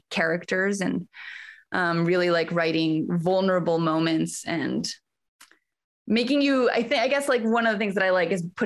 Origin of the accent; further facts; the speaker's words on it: Bolivia; moved away as an adult; also born or lived in Austin, United States; I am originally from Bolivia, and I moved to Austin first to study theater.